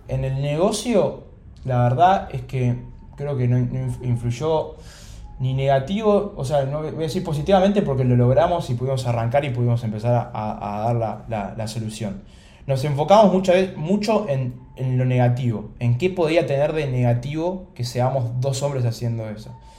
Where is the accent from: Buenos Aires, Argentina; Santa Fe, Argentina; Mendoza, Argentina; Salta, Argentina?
Buenos Aires, Argentina; nací acá en Buenos Aires, en Capital